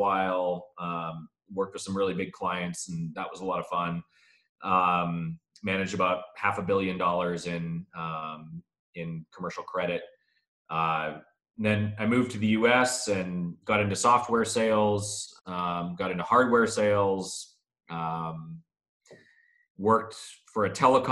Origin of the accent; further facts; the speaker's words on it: Canada; moved away as an adult; Born and raised in Canada, moved here about 7 years ago.